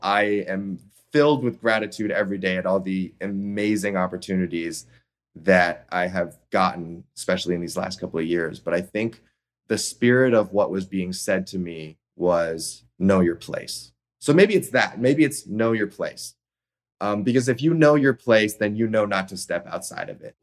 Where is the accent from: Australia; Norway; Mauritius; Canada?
Canada; Toronto, Ontario; moved away; my hometown of Toronto